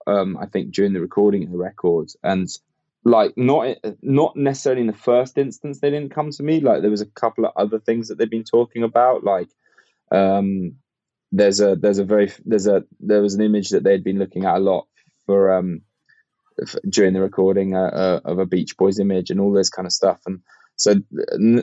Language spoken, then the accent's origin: English; United Kingdom; I have got Irish heritage myself, but like I'm a Brit